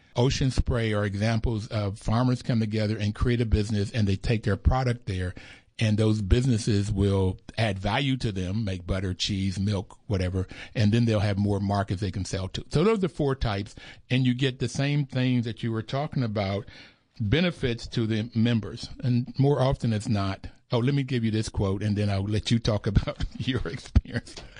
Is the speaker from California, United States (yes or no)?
no; Bluefield, West Virginia, United States; I grew up in Bluefield, West Virginia